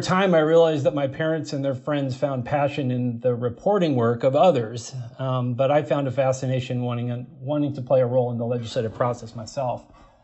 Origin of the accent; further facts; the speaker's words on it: California, United States; now in Minnesota, United States; I grew up in California as the son of two journalists.